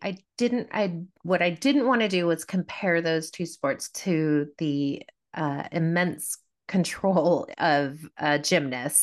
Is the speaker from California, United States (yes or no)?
yes; Davis, California, United States; I grew up in Davis, California